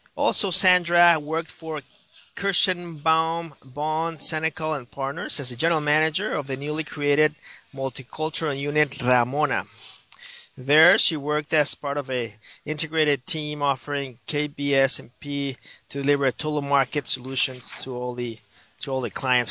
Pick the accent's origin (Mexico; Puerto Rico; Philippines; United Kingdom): Mexico; now in United States; a bicultural Latino myself from uh, from Mexico